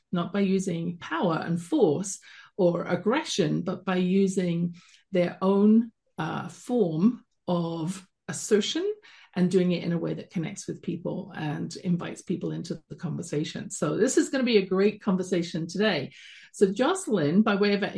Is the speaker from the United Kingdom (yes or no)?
yes; London, United Kingdom; accent: British; moved away as an adult; now in Calgary, Canada; You can tell from my accent, I wasn't born in Canada, where I'm streaming from at the base of the Rocky Mountains in Calgary, Alberta, born in London, England, and came over here when I was about 22